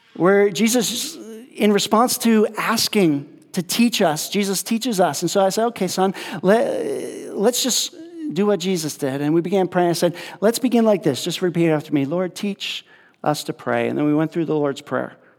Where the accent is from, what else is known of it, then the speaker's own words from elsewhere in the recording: upstate New York, United States; moved away as an adult; also born or lived in California / Mexico; I grew up in New York, so um, in upstate New York